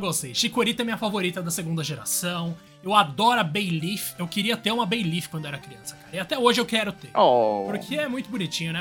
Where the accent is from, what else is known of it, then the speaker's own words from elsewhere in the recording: Guarulhos, São Paulo, Brazil; also born or lived in Zona Norte, São Paulo; em Guarulhos, mas a minha vida inteira, entre os 0 e 16 anos, estava dividida entre Guarulhos e Zona Norte de São Paulo